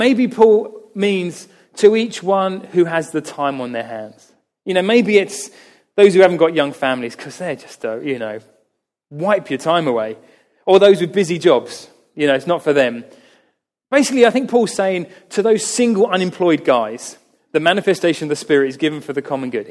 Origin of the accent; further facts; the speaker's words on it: United Kingdom; we are British